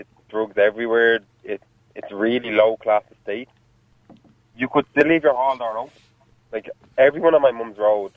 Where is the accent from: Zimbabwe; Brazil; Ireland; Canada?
Ireland; Clondalkin, Leinster; I'm from Clondalkin.